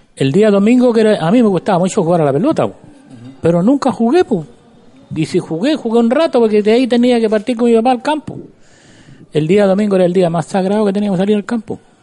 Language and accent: Spanish; Cabildo, Valparaíso, Chile; como cabildano siempre voy a querer a mi pueblo